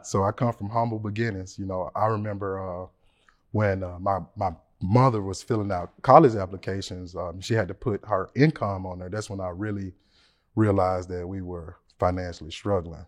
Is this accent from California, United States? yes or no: no; Memphis, Tennessee, United States; I'm from Memphis, Tennessee.